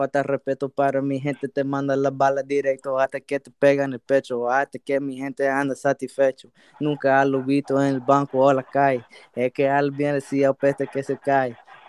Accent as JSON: {"language": "English", "town": "Miami", "region": "Florida", "country": "United States", "also_born_or_lived": "Puerto Rico", "moved": "yes", "lives_now": "Myrtle Beach, United States", "said": "I'm from Miami, Florida, but I made myself and I found myself in Myrtle Beach, South Carolina, 843."}